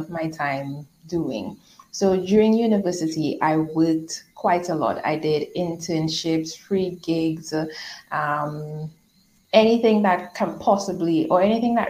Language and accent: English; Trinidad & Tobago; moved away as an adult; also born or lived in Dominica; So I was born in Trinidad and Tobago, and then I moved to Dominica with my husband